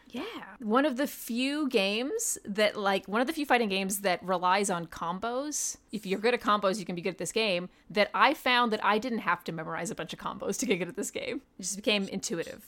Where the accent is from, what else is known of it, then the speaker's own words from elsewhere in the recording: Los Angeles, California, United States; moved away as an adult; also born or lived in New Mexico / New Jersey; now in California, United States; I grew up just in Los Angeles, specifically around Hollywood